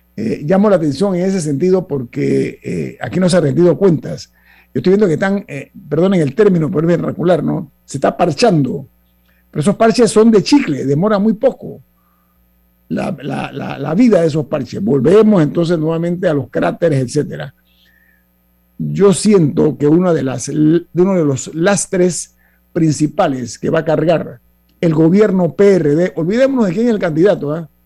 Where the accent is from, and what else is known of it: Panama